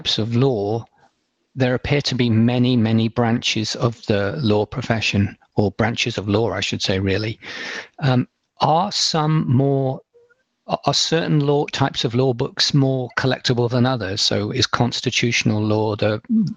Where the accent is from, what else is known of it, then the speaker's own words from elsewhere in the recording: England, United Kingdom; I'm English